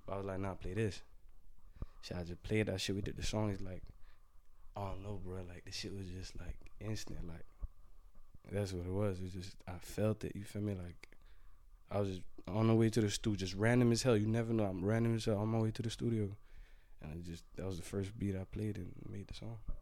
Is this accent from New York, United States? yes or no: no; Florida, United States; I'm from Florida